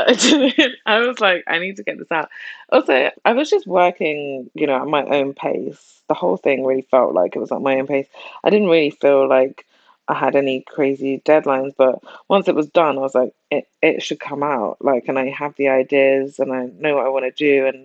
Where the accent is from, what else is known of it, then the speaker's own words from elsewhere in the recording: London, United Kingdom; I grew up in South London